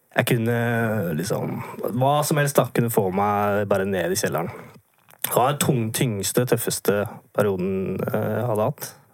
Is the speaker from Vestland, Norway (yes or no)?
no; Vinterbro, Akershus, Norway; moved away as an adult; jeg er fra et sted litt utenfor Oslo som uh, heter Vinterbro